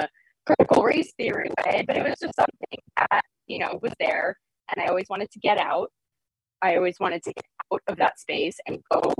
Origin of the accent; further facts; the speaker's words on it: Port Jefferson, New York, United States; moved away as an adult; also born or lived in Sound Beach, New York / Western Massachusetts; I grew up in Port Jefferson, New York, which is also on the water